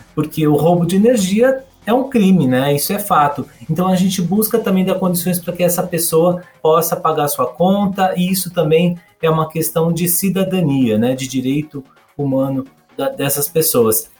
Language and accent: Portuguese; São Paulo, Brazil; eu sou de São Paulo também, eu vivo e trabalho aqui nessa grande metrópole.